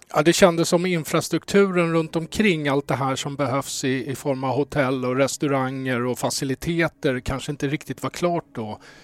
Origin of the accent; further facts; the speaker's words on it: Stockholm, Stockholm County, Sweden; ursprungligen Söderkis